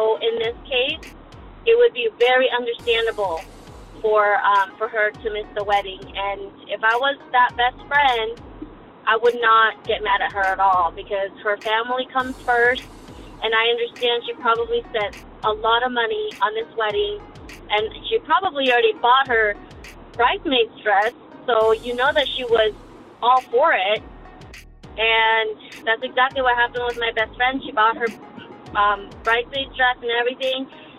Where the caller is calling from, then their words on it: California, United States; I'm calling from California.